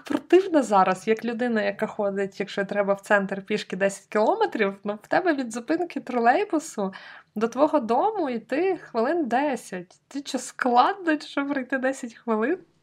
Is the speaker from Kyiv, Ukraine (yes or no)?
no; Lviv, Lviv Oblast, Ukraine; я як справжня львів'янка